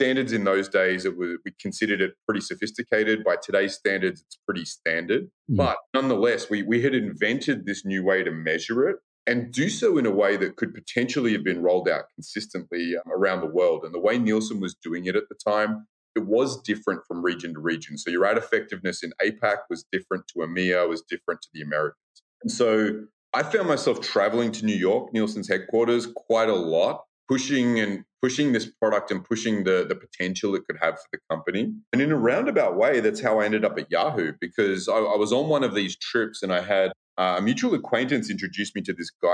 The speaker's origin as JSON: {"language": "English", "country": "Australia", "moved": "as an adult", "lives_now": "United States", "said": "I am originally from Australia"}